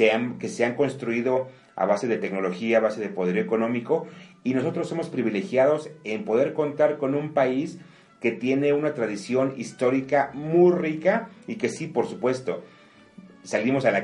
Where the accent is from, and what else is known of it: Mexico